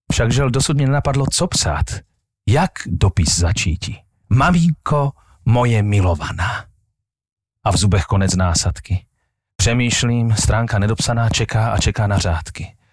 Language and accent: Slovak; Moravia, Czechia; ja som vyrastal vlastne na Morave a tí Moraváci boli takíto ľudia